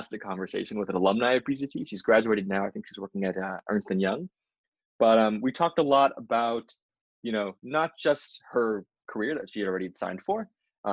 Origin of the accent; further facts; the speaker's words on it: Los Angeles, California, United States; moved away as an adult; now in Boston, United States; I'm originally from Los Angeles, California, and I came out to Boston U in 2017